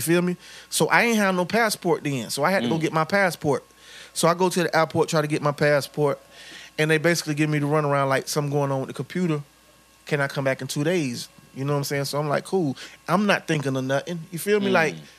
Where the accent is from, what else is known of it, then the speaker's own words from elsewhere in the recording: Panama City, Florida, United States; I come from Panama City.